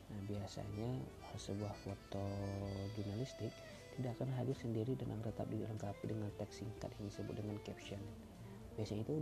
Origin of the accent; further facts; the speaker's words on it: Tanjung Barat, Jambi, Indonesia; pengen membahas tentang kuliner deh yang ada di Indonesia khususnya di daerah gue di Tanjung Barat Provinsi Jambi